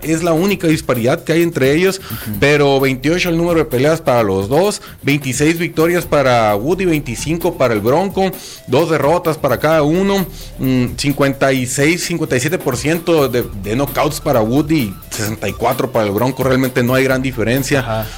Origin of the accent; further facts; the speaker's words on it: Mexico; somos afortunados los mexicanos